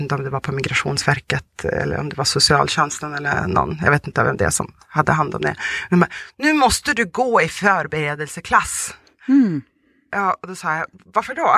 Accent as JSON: {"language": "Swedish", "country": "Sweden", "tie": "born or raised there", "also_born_or_lived": "Volgograd, Russia / Tanzania / Umeå, Sweden", "first_language": "Russian", "second_language": "Swedish", "said": "jag kommer ju från eh, Ryssland, även uppvuxen i Sverige."}